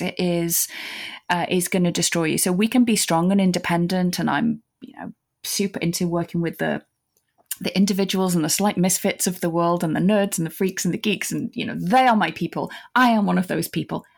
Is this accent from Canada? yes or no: no; United Kingdom; as a British person